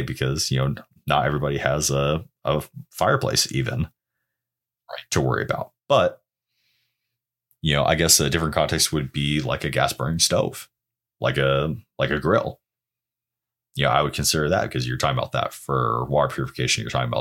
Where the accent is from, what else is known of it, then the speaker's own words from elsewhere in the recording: Oregon, United States; growing up in Oregon